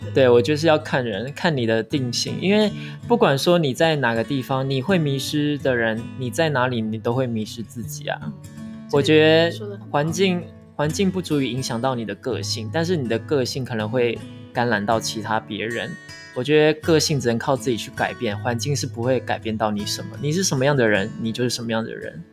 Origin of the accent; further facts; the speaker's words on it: Taiwan; 我们都是台湾人